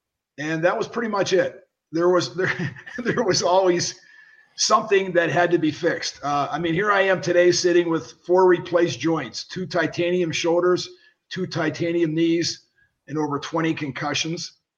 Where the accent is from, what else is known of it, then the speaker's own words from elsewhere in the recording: Pittsburgh, Pennsylvania, United States; I was ready to get signed by a free agent contract with the Pirates, where I grew up in Pittsburgh.